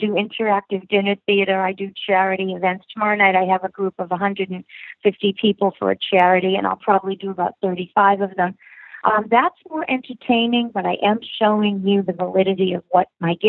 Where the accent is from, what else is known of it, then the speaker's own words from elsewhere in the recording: Boston, Massachusetts, United States; I was born and raised in Boston. I've always lived my life here